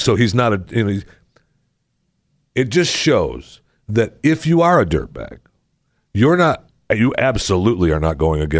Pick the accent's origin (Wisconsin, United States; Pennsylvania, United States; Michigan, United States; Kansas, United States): Michigan, United States; Saginaw; I grew up in Saginaw, Michigan.